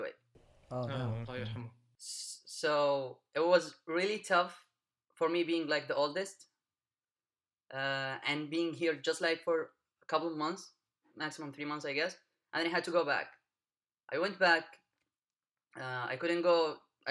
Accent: Wadi Dawan, Hadramaut, Yemen; moved away as an adult; I come from Yemen. Specifically, I come from the state of Hadramaut

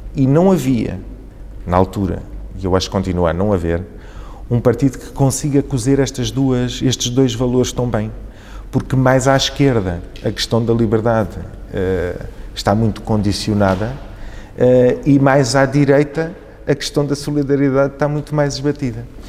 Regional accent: Vila Franca de Xira, Lisbon, Portugal; also born or lived in Beira, Mozambique; eu fui viver para Vila Franca, onde cresci

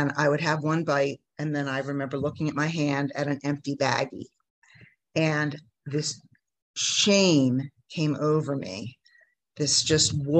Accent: New Jersey, United States; moved away as an adult; now in Mexico; I grew up in New Jersey in the United States

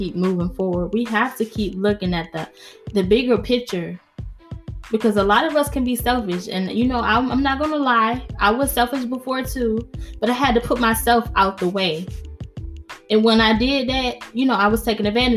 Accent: New York, United States; accent: New York; My New York accent came out

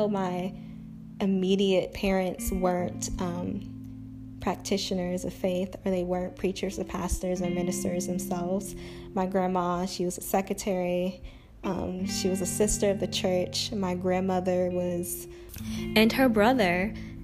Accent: Augusta, Georgia, United States; I am originally from Augusta, Georgia

